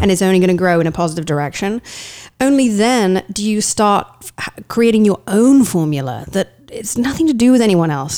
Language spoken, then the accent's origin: English; East of England, United Kingdom; moved away as an adult; now in United States; I am from, uh, the east of England